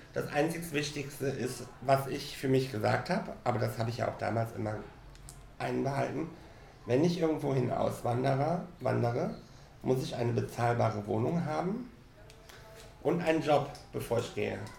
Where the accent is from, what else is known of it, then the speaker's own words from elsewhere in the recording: Cologne, North Rhine-Westphalia, Germany; now in Mallorca, Spain; Ich ähm, bin ja aus Köln